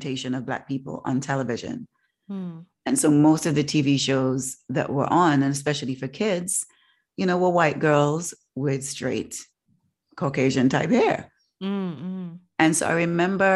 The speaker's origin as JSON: {"language": "English", "town": "Leeds", "region": "Yorkshire and the Humber", "country": "United Kingdom", "tie": "born or raised there", "said": "mixed race children in the neighborhood that I grew up in Leeds"}